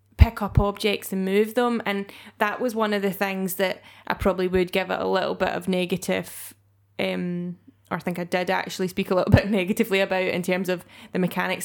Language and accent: English; Scotland, United Kingdom; being Scottish